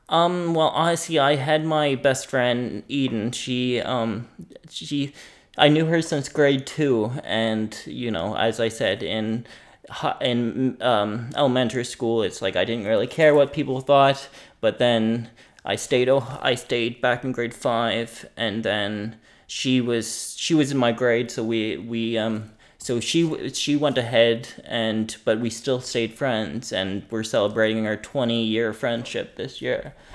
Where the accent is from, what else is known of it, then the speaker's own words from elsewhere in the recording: Greenwood, Nova Scotia, Canada; now in Halifax, Canada; I'm from Nova Scotia, down in the valley.